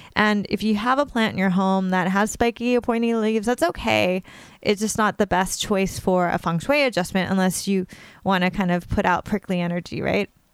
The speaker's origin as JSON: {"language": "English", "region": "California", "country": "United States", "tie": "born or raised there", "moved": "yes", "lives_now": "New York, United States", "said": "I grew up in California and I now live on the other coast in New York, literally along the East River"}